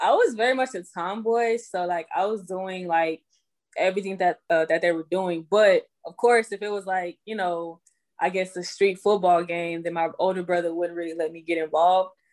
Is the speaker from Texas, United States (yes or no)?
yes; Houston, Texas, United States; moved away as an adult; also born or lived in Greenville, South Carolina; now in Atlanta, United States; I was born in Greenville, South Carolina, um, raised in Houston